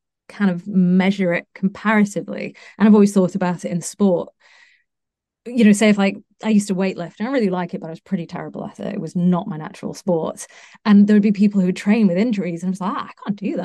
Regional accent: United Kingdom; I'm British

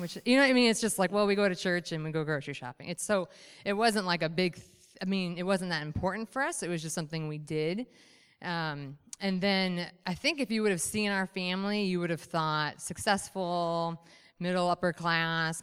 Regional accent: Michigan, United States; I was raised, born and raised in Michigan

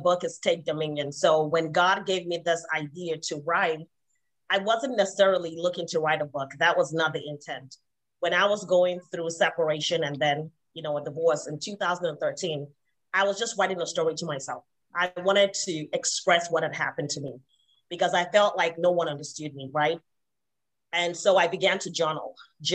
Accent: Nigeria; moved away as an adult; I was not born and raised here. I came from Nigeria, so I didn't even have my family here

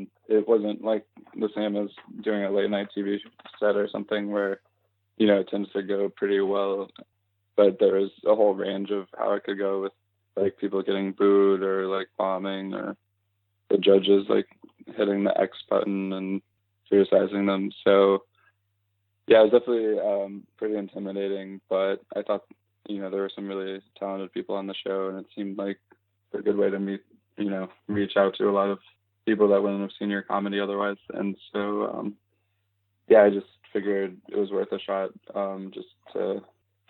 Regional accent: Louisville, Kentucky, United States; moved away; if I do shows in Louisville and when I'm there, my hometown

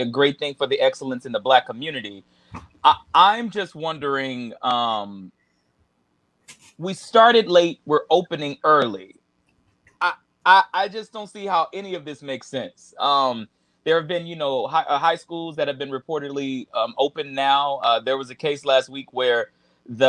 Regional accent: Houston, Texas, United States; I'm from Houston.

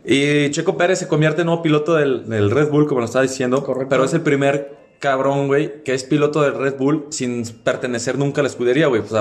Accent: Mexico; somos mexicanos

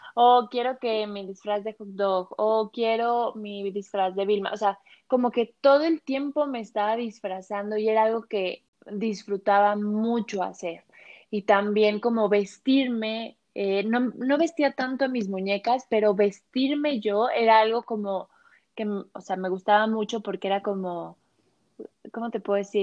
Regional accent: Mexico City, Mexico; moved away as an adult; now in Guadalajara, Mexico; yo nací en la Ciudad de México, viví toda mi vida en la Ciudad de México y desde hace tres años por cuestiones de amor me vine a vivir a Guadalajara

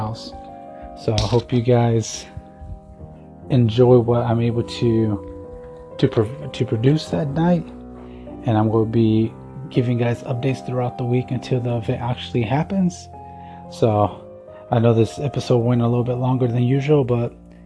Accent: Tucson, Arizona, United States; my hometown of Tucson, Arizona

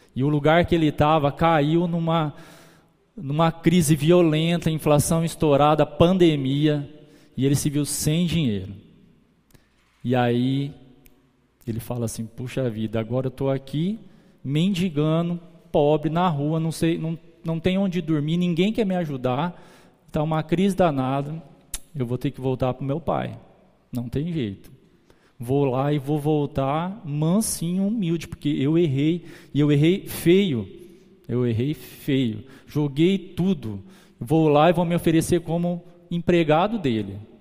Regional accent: Guararapes, São Paulo, Brazil; A gente volta para São Paulo, de São Paulo para Guararapes. E quando a gente volta, os meus avós maternos já eram cristãos. Ele começa, eles levam a gente para, para a igreja. Eu, minha irmã, depois vem minha mãe, meus tios, todo mundo. A gente cresce ali

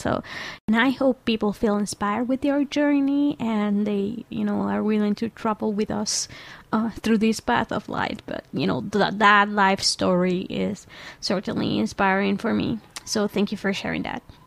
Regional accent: Venezuela; moved away; I come from Venezuela

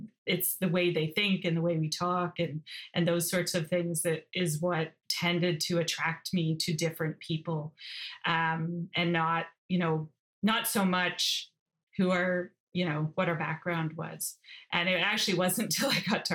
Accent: Toronto, Ontario, Canada; also born or lived in Belfast, Northern Ireland / Johannesburg, South Africa; I grew up in Scarborough in a suburb of Toronto

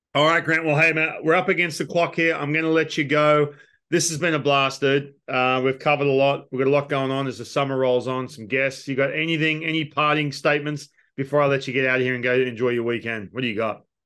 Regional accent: Australia; moved away as an adult; we're Australian

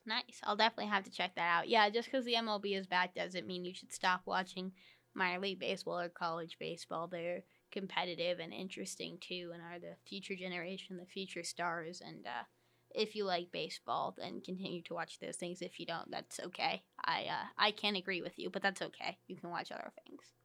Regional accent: New York, United States; I grew up in New York

